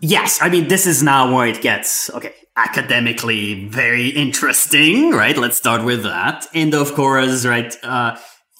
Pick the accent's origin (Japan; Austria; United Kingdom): Austria; moved away; I grew up in Austria